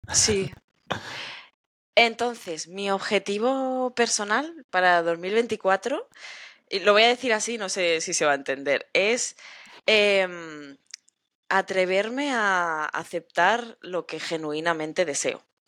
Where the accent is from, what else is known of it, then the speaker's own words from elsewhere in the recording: Spain; yo soy española